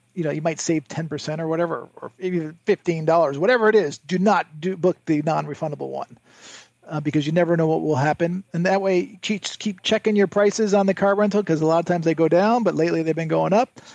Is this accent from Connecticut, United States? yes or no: yes; Connecticut, United States; I grew up in Connecticut